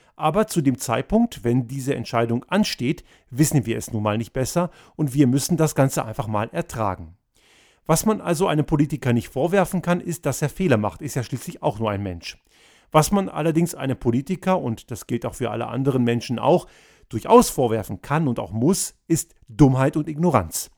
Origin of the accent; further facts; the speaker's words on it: Austria; bei uns in Österreich